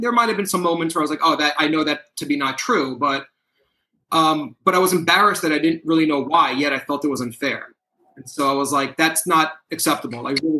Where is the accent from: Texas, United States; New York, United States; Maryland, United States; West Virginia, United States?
New York, United States; New York City; I grew up in New York City. I'm Jewish. Not Israeli. Grew up the grandson of four Holocaust survivors.